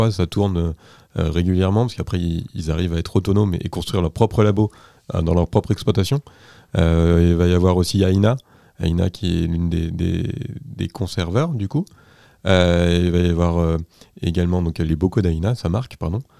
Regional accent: Anjou, Pays de la Loire, France; Je suis engin natif d'Anjou, des bords de Loire.

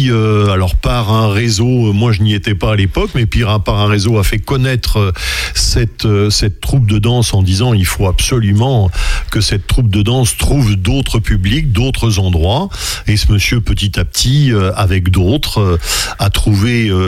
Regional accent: France; parce que nous sommes français

